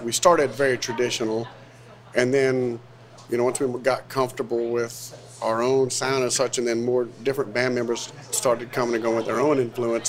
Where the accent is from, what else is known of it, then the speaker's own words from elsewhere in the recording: Broussard, Louisiana, United States; now in Arnaudville, United States; Well, I live in Arnaudville, near Arnaudville. I'm from Lafayette, Broussard.